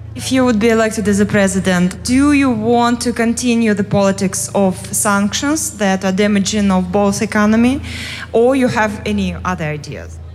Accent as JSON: {"language": "English", "country": "Russia", "second_language": "English", "said": "I'm visiting from Russia"}